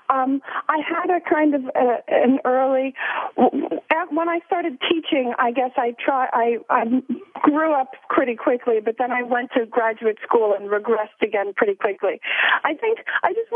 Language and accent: English; Long Island, New York, United States; I'm from Long Island, so not too far. And my parents owned a party store when I was growing up